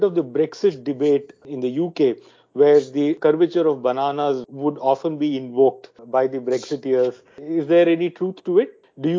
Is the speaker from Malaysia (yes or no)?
no; Tiruchirappalli, Tamil Nadu, India; I come from the south. I come from Tamil Nadu, near Trichy, where the Banana Research Institute of India is located.